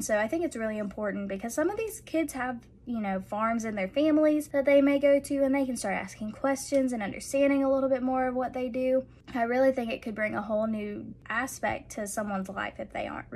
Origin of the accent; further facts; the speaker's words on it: Warner Robins, Georgia, United States; now in Monroe County, United States; I'm originally from Warner Robins. I went to Housing County High School